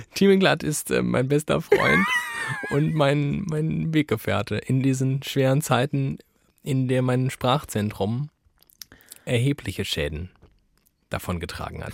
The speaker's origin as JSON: {"language": "German", "town": "Frankfurt am Main", "region": "Hesse", "country": "Germany", "tie": "born or raised there", "said": "geboren in Frankfurt am Main, inzwischen wohnhaft in Frankfurt am Main"}